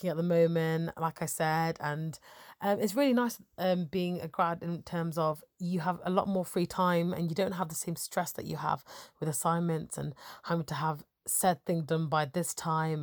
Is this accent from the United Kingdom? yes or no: yes; Nottingham, East Midlands, United Kingdom; also born or lived in Sheffield; I'm originally from Nottingham